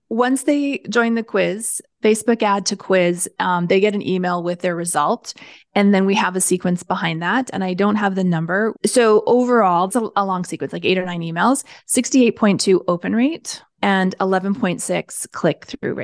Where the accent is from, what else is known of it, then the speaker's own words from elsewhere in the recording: Canada; I'm Canadian